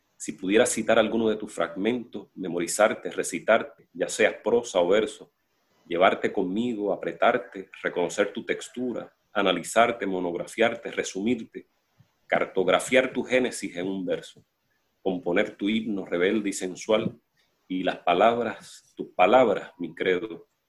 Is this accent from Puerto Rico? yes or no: yes; Juana Díaz, Puerto Rico; Yo nací en Collores y Luis Lloren Torres, yo soy de Collores